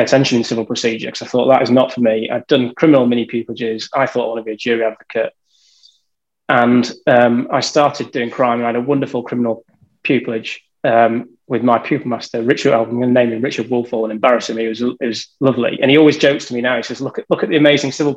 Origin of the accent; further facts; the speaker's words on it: United Kingdom; moved away as an adult; I'm from a tiny village that I've never heard of. So I'm from between Leeds and Manchester.